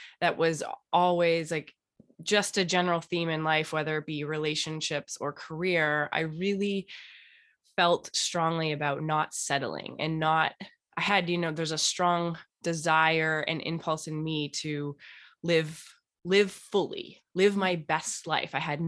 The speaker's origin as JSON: {"language": "English", "town": "Toronto", "region": "Ontario", "country": "Canada", "said": "and I'm originally from Canada and Toronto."}